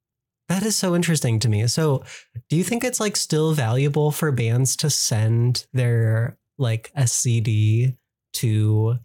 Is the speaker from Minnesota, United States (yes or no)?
no; Arizona, United States; I'm from Arizona.